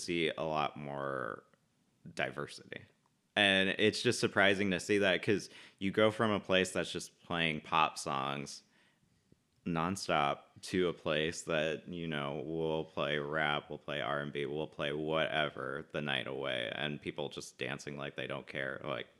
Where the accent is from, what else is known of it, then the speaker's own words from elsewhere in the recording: Southern California, United States; also born or lived in Los Angeles / Pasadena / Simi Valley / Northridge; I grew up primarily in Southern California.